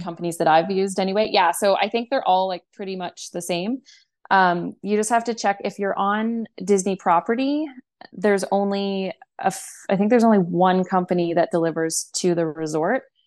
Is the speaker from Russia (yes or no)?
no; Canada; we're from Canada